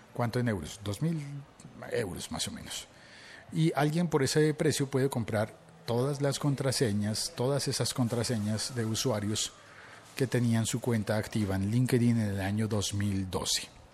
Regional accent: Colombia; also born or lived in Bogotá; vivo en Bogotá, Colombia y como buen colombiano me gusta el tinto

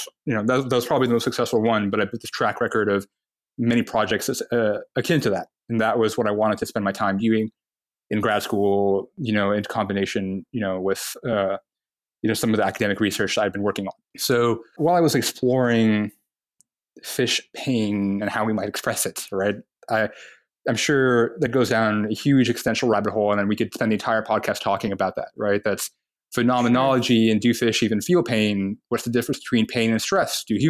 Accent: Dubai, United Arab Emirates; moved away as an adult; also born or lived in Toronto, Canada / Saudi Arabia; now in United States; I was born in Toronto, in Canada. When I was very young, moved to Saudi Arabia. Was there until I was about 9, and then moved to the UAE, to Dubai. And grew up in Dubai until I moved to the US for college

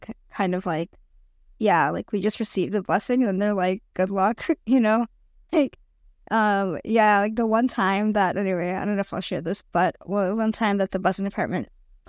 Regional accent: United States; now in Brazil; I'm living in Brazil currently, but I am American, but I'm also Brazilian. I'm half Brazilian, half Brazilian, half Canadian, but I grew up in the U.S.

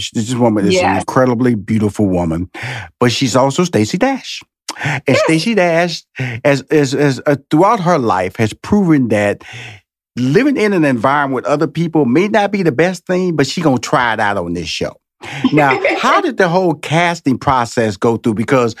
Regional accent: Houston, Texas, United States; I'm so jealous because I'm from Houston.

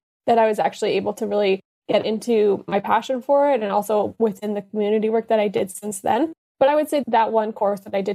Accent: Winnipeg, Manitoba, Canada; moved away as an adult; now in Ontario, Canada; I'm also born and raised in Winnipeg

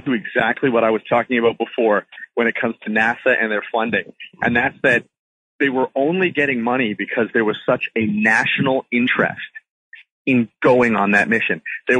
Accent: Canada; I shouldn't say we because I'm Canadian

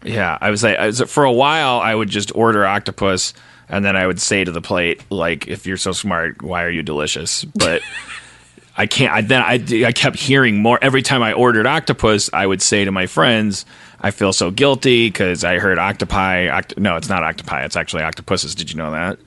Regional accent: Wisconsin, United States; I'm from Wisconsin. I was raised in the 70s

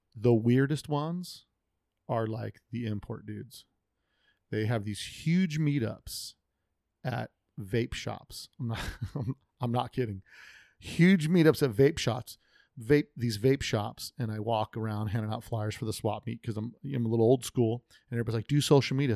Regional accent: United States; I grew up American, America. Amer- my parents were immigrants, but I'm American.

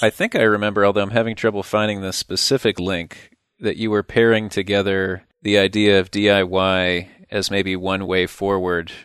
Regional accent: Midwest, United States; Midwestern Viking

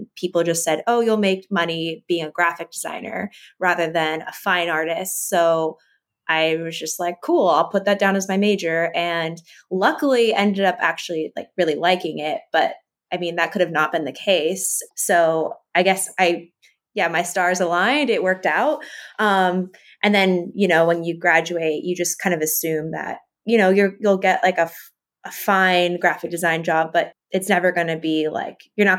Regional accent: East Coast, United States; I grew up on the East Coast

